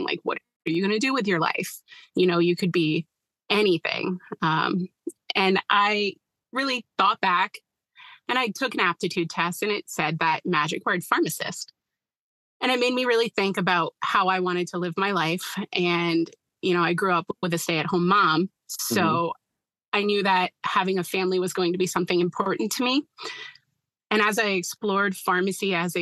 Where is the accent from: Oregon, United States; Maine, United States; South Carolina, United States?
Maine, United States; Westbrook; I'm originally from Westbrook, which is right next to Portland, but I currently live in central Maine, just south of Augusta